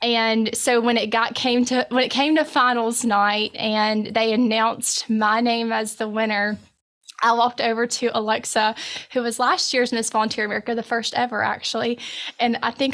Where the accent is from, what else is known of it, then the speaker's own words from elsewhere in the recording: Columbus, Mississippi, United States; now in Oxford, United States; I grew up in Columbus, Mississippi